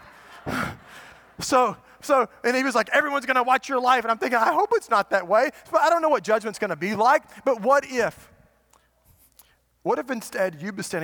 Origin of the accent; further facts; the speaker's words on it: United States; we've been trained as American parents